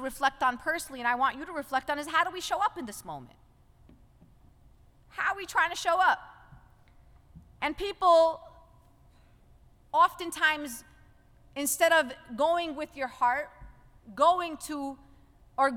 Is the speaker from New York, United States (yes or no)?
yes; New York City, New York, United States; I came from Brooklyn